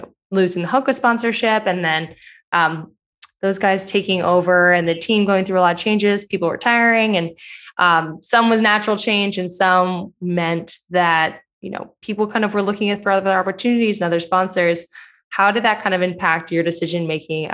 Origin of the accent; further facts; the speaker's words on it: New Jersey, United States; moved away; I'm from New Jersey originally